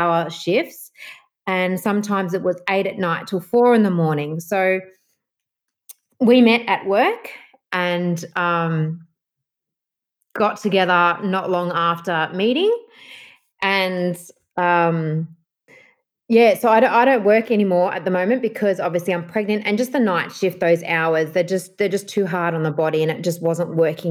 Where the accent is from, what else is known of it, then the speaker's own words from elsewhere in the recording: Melbourne, Victoria, Australia; I'm from Melbourne, Australia.